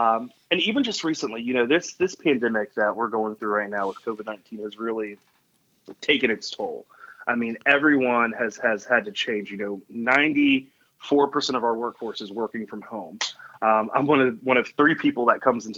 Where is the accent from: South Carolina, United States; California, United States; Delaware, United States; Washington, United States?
South Carolina, United States; Columbia; moved away as an adult; also born or lived in Myrtle Beach, South Carolina / Wilmington, North Carolina / Madison, Wisconsin; my hometown of Columbia